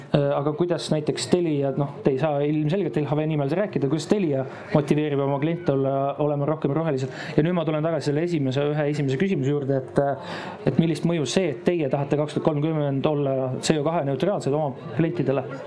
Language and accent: Estonian; Estonia; me oleme eestlased